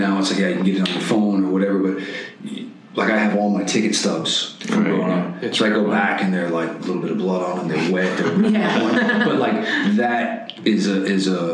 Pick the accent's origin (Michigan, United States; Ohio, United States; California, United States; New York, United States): New York, United States; Long Island; now in New York City, United States; I was 18 when I moved here, 43 now. I was born on Long Island